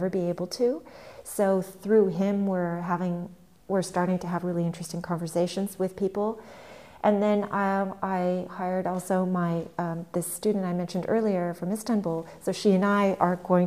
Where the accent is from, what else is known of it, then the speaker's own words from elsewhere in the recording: California, United States; now in Berlin, Germany; coming from the States and living here, growing up in California